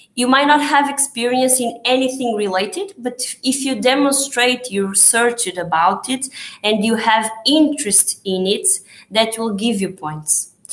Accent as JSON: {"language": "English", "country": "Portugal"}